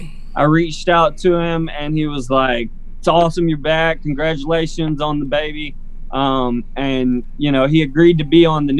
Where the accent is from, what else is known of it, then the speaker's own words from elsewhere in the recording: Prattville, Alabama, United States; Prattville, which is my stomping grounds, my hometown